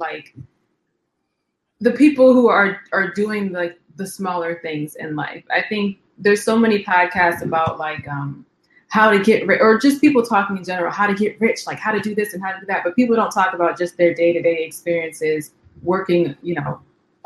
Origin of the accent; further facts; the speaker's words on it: Waterbury, Connecticut, United States; I'm from Waterbury, Connecticut